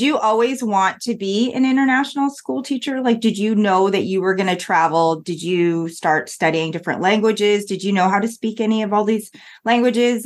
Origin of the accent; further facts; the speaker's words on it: Canada; moved away; being Canadian